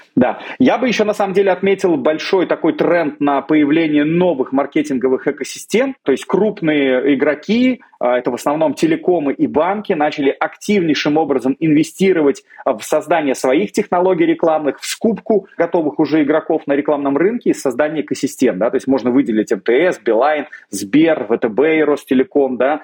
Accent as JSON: {"language": "Russian", "region": "Moscow", "country": "Russia", "tie": "born or raised there", "said": "Я родился в Москве"}